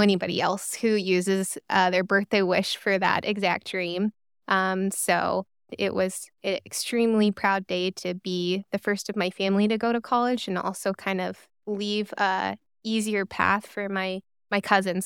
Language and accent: English; Reno, Nevada, United States; moved away as an adult; also born or lived in Corvallis, Oregon / Cincinnati, Ohio / Los Angeles, California; I was born and raised in Reno, Nevada